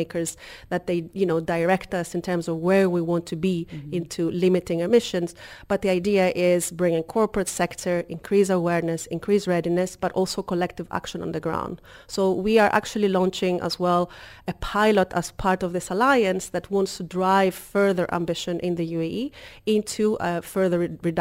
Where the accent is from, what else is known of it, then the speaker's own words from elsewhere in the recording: Greece; also born or lived in Kefalonia; now in United Arab Emirates; I'm originally from Greece.